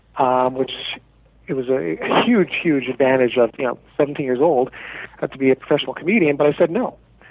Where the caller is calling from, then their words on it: Toronto, Ontario, Canada; I'm calling from Toronto, Canada.